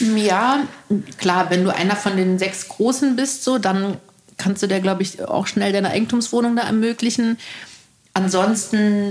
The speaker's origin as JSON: {"language": "German", "region": "Berlin", "country": "Germany", "tie": "born or raised there", "also_born_or_lived": "East Germany (GDR)", "said": "ich bin in Tempelhof groß geworden"}